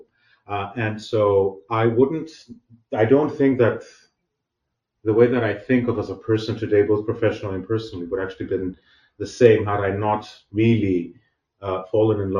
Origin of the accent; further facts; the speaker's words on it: Athens, Attica, Greece; I was born and raised actually in Athens, Greece, where I actually did all my studies